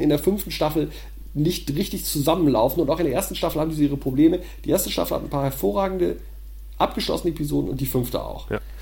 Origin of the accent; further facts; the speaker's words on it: Düsseldorf, North Rhine-Westphalia, Germany; in Düsseldorf, meiner Heimatstadt